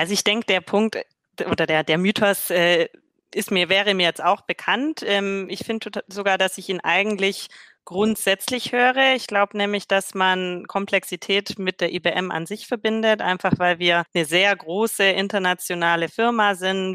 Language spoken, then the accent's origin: German; Swabia, Germany; als Schwäbin